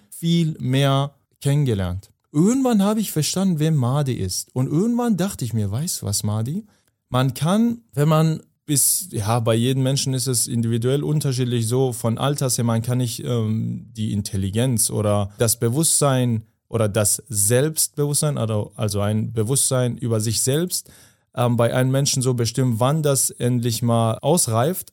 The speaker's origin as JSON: {"language": "German", "country": "Afghanistan", "moved": "yes", "said": "ich komme ja aus Afghanistan"}